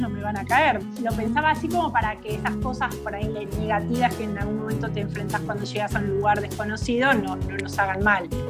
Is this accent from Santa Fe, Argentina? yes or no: no; Buenos Aires, Argentina; moved away as an adult; also born or lived in Rosario / Bariloche; now in San Carlos de Bariloche, Argentina; Yo en realidad soy nacida en Rosario, nací en Rosario, viví mis primeros dos años allí con mis papás y de ahí nos fuimos nuevamente a Buenos Aires